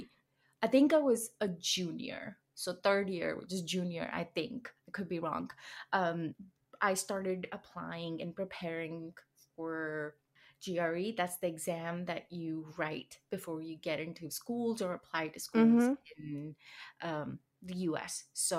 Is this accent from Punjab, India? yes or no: yes; Ludhiana, Punjab, India; first language Hindi; English is a second language; moved away as an adult; now in South San Francisco, United States; And I come from a city, an industrial town in Punjab called Ludhiana. Okay. And yeah, that's where I was born and raised. And now I'm here.